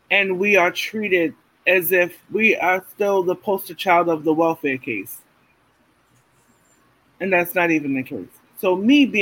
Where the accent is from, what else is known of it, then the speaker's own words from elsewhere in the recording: New York City, New York, United States; I'm from Brownsville